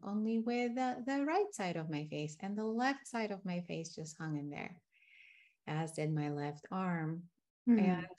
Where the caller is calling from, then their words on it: Tucson, Arizona, United States; I am located in Tucson, Arizona, in the healing desert, surrounded by mountains.